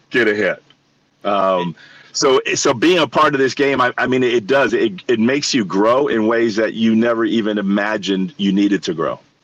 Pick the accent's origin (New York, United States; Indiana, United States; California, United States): New York, United States; New York City; I grew up in New York City